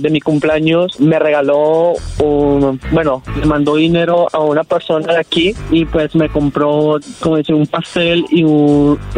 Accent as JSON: {"language": "Spanish", "country": "Mexico", "said": "No, yo soy mexicano."}